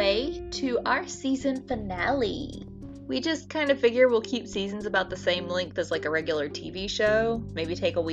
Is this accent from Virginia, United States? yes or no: no; North Carolina, United States; we're from North Carolina